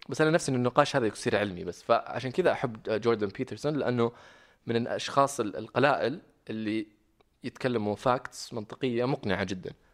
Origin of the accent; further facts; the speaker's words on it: Riyadh, Riyadh Province, Saudi Arabia; moved away as an adult; also born or lived in Medina / Sydney, Australia / Jeddah; أنا أساساً من المدينة، بس، آه، مولود ومتربي هنا في الرياض.